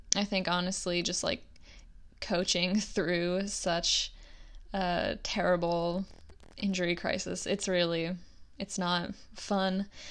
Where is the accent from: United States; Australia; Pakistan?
United States; I'm an American